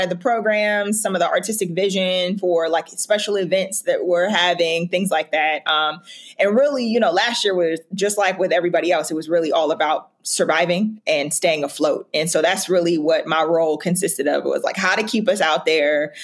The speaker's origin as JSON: {"language": "English", "town": "Youngstown", "region": "Ohio", "country": "United States", "moved": "as an adult", "lives_now": "Columbus, United States", "said": "I'm from Youngstown, Ohio. I came to Columbus to go to college"}